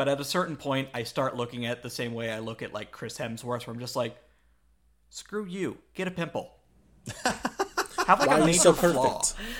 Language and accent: English; Canada; we're Canadian, eh? We don't need money.